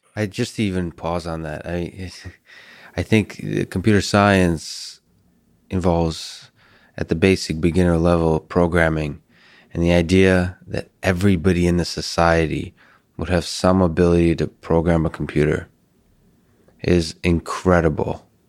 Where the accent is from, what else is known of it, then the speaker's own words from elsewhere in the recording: Russia; moved away; I'm from Russia originally